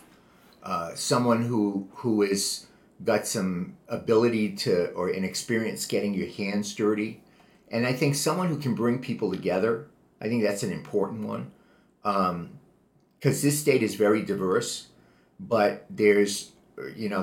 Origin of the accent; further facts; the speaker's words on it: Providence, Rhode Island, United States; moved away as an adult; now in California, United States; I was born and brought up in Providence, Rhode Island